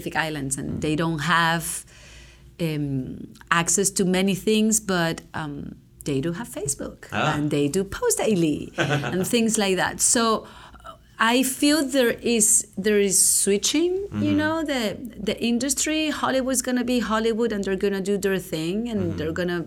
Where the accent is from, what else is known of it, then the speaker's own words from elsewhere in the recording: Venezuela; also born or lived in California; now in Hawaii, United States; growing up in Venezuela was amazing. I grew up in the city.